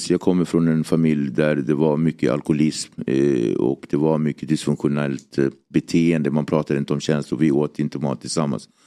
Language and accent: Swedish; Cape Verde; Jag kommer från Kap Verde-öarna där man tog slavar från Västafrika över till eh, andra sidan Västindien